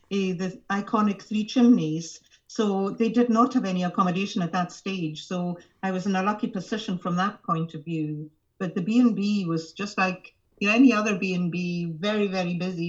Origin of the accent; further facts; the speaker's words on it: Skye, Scotland, United Kingdom; also born or lived in Aberdeen; When I grew up in Skye, I decided that I would definitely need to go away to the mainland.